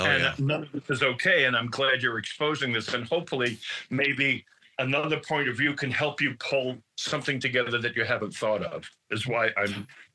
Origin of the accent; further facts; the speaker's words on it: New York City, New York, United States; I'm from Brooklyn.